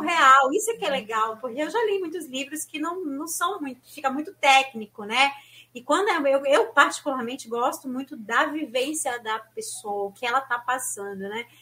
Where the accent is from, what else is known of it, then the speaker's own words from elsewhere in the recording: São Paulo, Brazil; na minha região, eu sou de São Paulo, né? E assim, não tinha praia